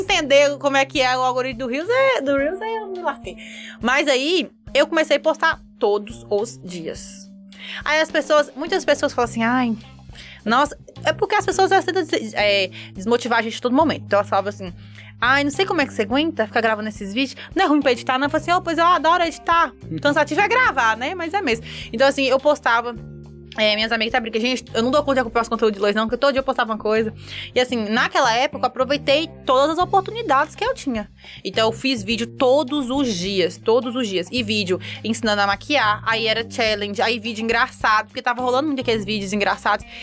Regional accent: Montes Claros, Minas Gerais, Brazil; eu sou lá de Montes Claros, Minas Gerais

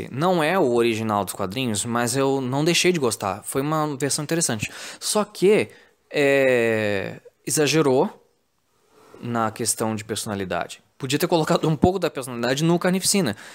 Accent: Rio de Janeiro, Brazil; Mano, eu, é, eu, sou carioca, né?

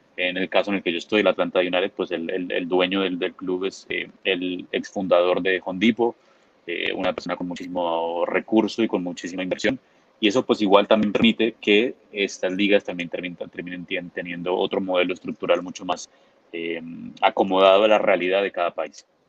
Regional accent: Bogotá, Colombia; nací en Bogotá

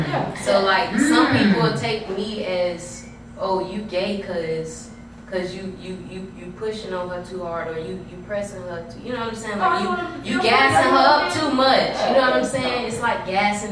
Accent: Temple, United States; moved away; also born or lived in Georgia / Thomasville, Georgia / Clayton County, Georgia; I'm from Temple. I grew up in Temple.

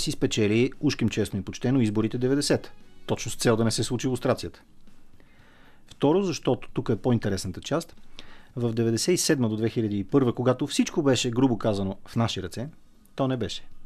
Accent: Bulgaria; българите сме

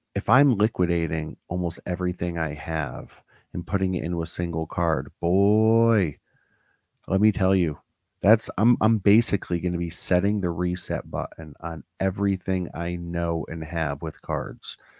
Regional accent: Newtown, Connecticut, United States; I grew up in Newtown, Connecticut

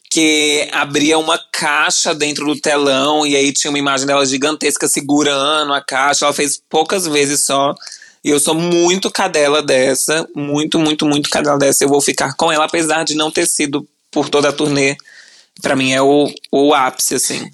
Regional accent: Brasília, Federal District, Brazil; moved away; E morava em Brasília, né? Eu sou de Brasília

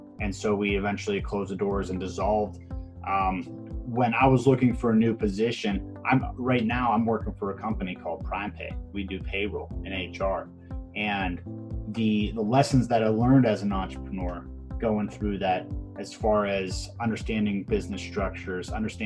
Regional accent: Pittsburgh, Pennsylvania, United States; I'm born and bred in Pittsburgh, Pennsylvania

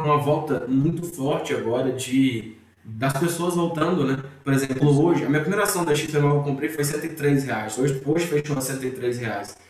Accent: Ceará, Brazil; moved away; also born or lived in Rio de Janeiro / Minas Gerais; eu sou cearense

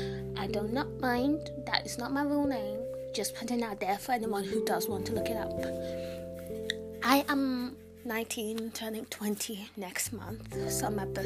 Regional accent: United Kingdom; And as you can tell, I'm not American. I'm from the UK. I don't know if I have an accent, but if I do, do I have an accent?

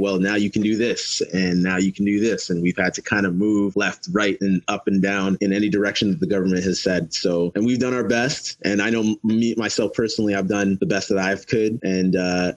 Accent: Toronto, Ontario, Canada; also born or lived in Mississauga / Windsor; I was born and raised in Canada. I was born in Toronto, moved out to Mississauga when I was 16, and then moved out to Windsor when I was 22

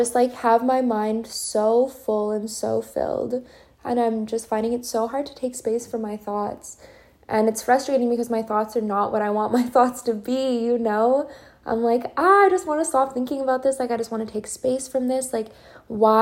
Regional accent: Edmonton, Alberta, Canada; moved away as an adult; now in Serbia; coming at you from Edmonton, Alberta, my hometown, my home city. This is where I was born.

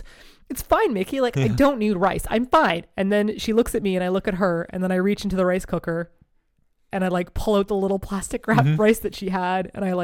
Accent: Toronto, Ontario, Canada; born or raised there; moved away as an adult; also born or lived in Korea; now in Japan

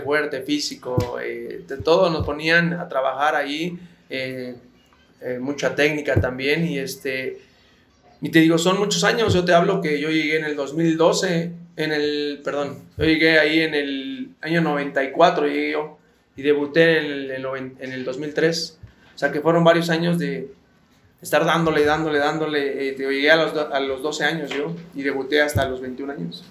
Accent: Mexico City, Mexico; yo soy de aquí de la Ciudad de, México, CDMX, eh, hoy en día, y y yo soy, eh, vivo aquí cerca del aeropuerto, aquí crecí

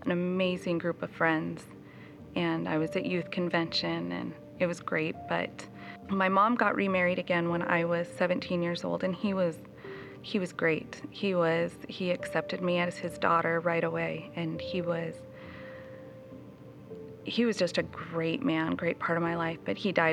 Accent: Chinook, Montana, United States; I was raised in Chinook, Montana. My parents, we moved there when I was about 5 years old.

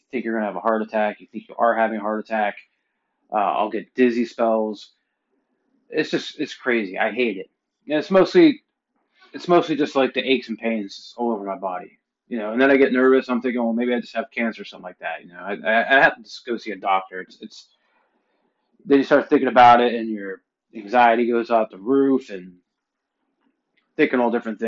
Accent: Pennsylvania, United States; moved away; I'm originally from Pennsylvania

